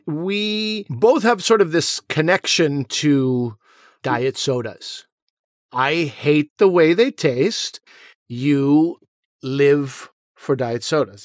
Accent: Pakistan; as a Pakistani, you know, as a South Asian

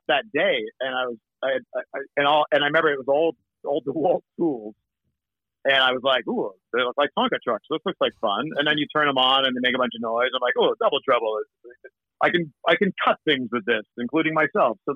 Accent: Canada; born or raised there; accent: Canadian; also born or lived in Wimbledon, London, England

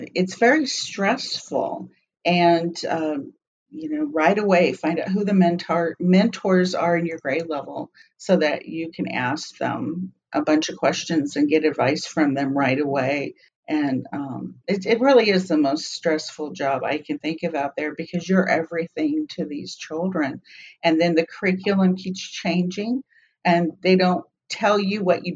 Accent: Arizona, United States; moved away as an adult; also born or lived in Dallas / Miami / Seattle; I was born and raised in Arizona, but I did spend a few years outside Dallas, Miami, Seattle. I was glad to come back home

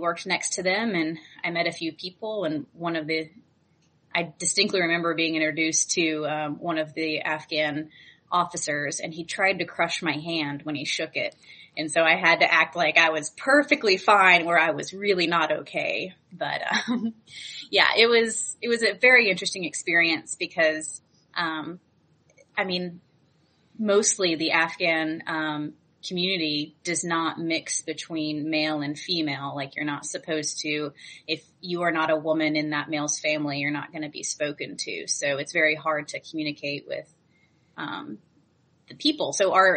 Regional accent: California, United States; I'm from California, so we were sent from California

